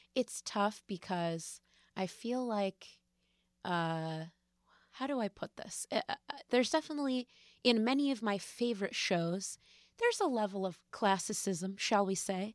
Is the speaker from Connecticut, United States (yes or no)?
yes; West Hartford, Connecticut, United States; also born or lived in New York; I grew up in West Hartford, Connecticut